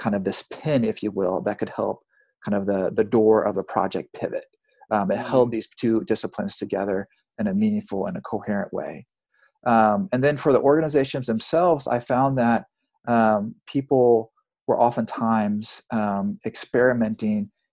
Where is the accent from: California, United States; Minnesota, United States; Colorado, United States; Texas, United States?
Texas, United States; South; moved away as an adult; also born or lived in Pacific Northwest; I was born and raised in South Texas